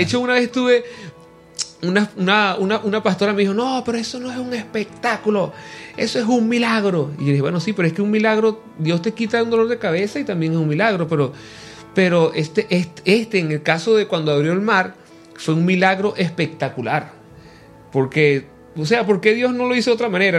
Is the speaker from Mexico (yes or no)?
no; Venezuela; estoy regresando a mi tierra, Venezuela